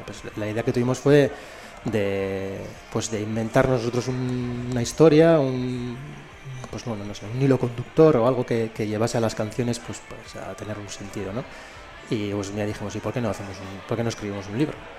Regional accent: Elorrio, Basque Country, Spain; yo soy del Orrio

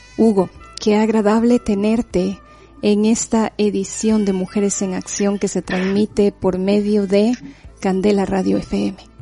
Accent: Quetzaltenango, Guatemala; now in Bilbao, Spain; sabes bien que es mi ciudad de origen y que Guatemala es mi tierra

